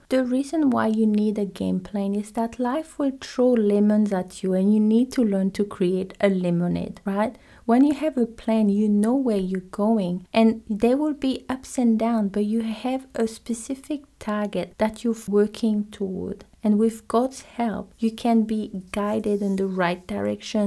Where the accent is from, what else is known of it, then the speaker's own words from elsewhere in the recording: French Polynesia; moved away; I'm from Tahiti.